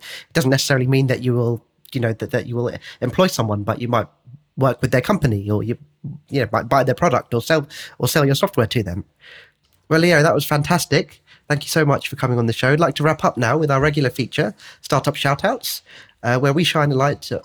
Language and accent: English; United Kingdom; Brits, we